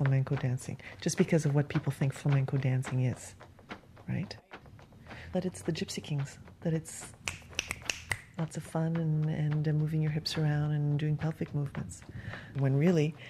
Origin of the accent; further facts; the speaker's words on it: Sudbury, Ontario, Canada; now in St. John's, Canada; My parents were French immigrants, but I grew up in part in Northern Ontario and Sudbury